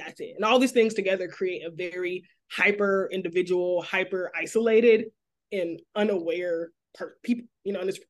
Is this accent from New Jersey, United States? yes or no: no; Memphis, Tennessee, United States; now in Dallas, United States; I was born and raised in Memphis